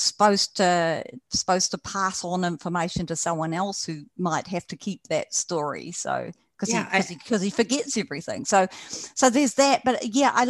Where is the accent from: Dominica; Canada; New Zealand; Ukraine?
New Zealand; I'm a New Zealander